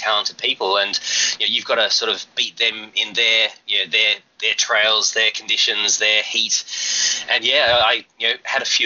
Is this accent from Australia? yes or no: yes; Perth, Western Australia, Australia; moved away as an adult; also born or lived in Sydney, Australia; now in Hong Kong; when I was little, I grew up in Perth. It's on the west coast